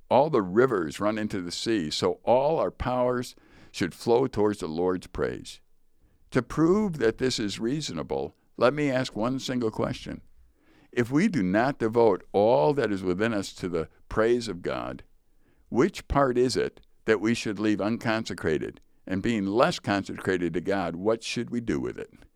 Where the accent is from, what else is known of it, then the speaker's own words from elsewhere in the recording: United States; I'm American